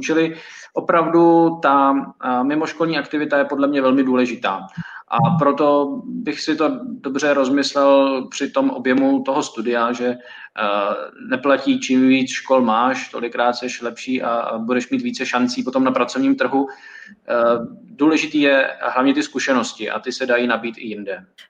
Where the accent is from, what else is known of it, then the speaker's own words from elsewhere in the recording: Prague, Czechia; also born or lived in Reading, England; já jsem z Prahy a nebydlel jsem nikdy na koleji